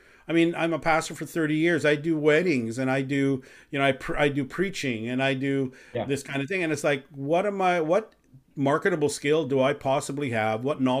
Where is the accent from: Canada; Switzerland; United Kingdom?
Canada; also born or lived in Chicago, United States / Philippines; I am Canadian, though. I actually grew up in Canada since I was 6 years old.